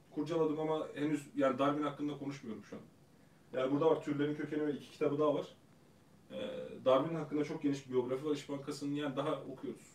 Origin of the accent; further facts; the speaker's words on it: Ankara, Turkey; also born or lived in Ereğli, Konya / Meram, Konya; Ankara, doğma büyüme, Kütük, Konya, Ereğli.